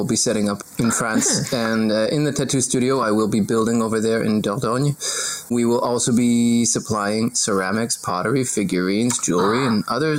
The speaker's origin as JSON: {"language": "English", "town": "Seattle", "region": "Washington", "country": "United States", "tie": "born or raised there", "moved": "yes", "lives_now": "New Zealand", "said": "I grew up in Seattle, where that's just what we drink instead of water."}